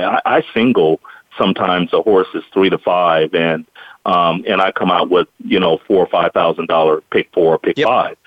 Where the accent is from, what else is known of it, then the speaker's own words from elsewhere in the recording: Bay Area, California, United States; I'm from the Bay Area